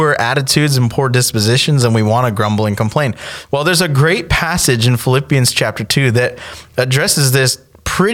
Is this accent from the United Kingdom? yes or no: no; Canada; now in United States; I'm from Canada